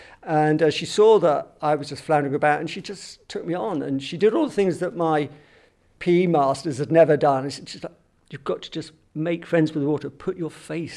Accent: Southampton, South East England, United Kingdom; moved away; also born or lived in London; I was born and brought up in Southampton, right by the sea

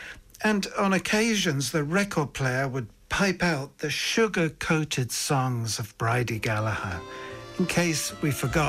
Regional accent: London, United Kingdom; accent: English accent; now in Ireland; I was born in 1950 in London, but I spoke with an Irish accent until I started school because until then, pretty much all the voices I heard were Irish.

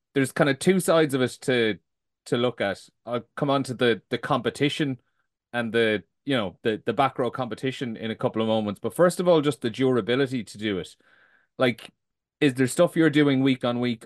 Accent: Limerick, Munster, Ireland; I'm from Limerick

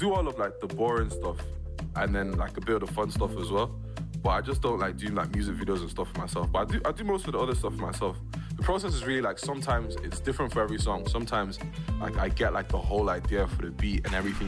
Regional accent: Balbriggan, Leinster, Ireland; I'm from Balbriggan

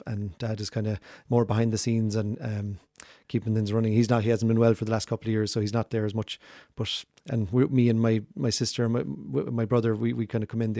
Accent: Inishmore, Connacht, Ireland; So Inishmore, I'm from Inishmore.

